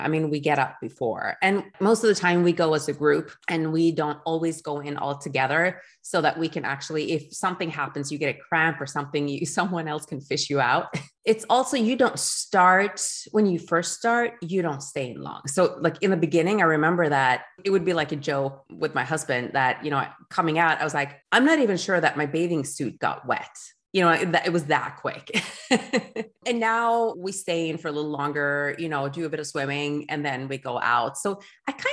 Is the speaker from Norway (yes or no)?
yes; Norway; moved away as an adult; also born or lived in Geneva, Switzerland; we decided to move to Norway, which is my home country